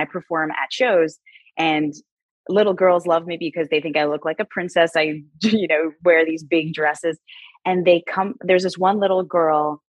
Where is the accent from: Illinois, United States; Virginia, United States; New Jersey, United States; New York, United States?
New York, United States; Westchester; I grew up in Westchester, New York, and I lived with my grandfather